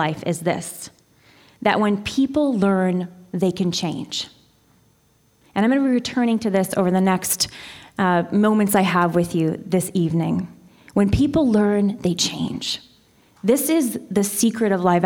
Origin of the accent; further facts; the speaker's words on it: California, United States; I'm from California. I love my state.